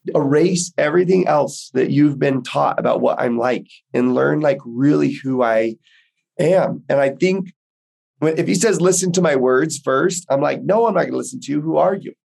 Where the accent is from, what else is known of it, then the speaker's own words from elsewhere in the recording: Houston, Texas, United States; I grew up in Texas, in Houston, in just Baptist territory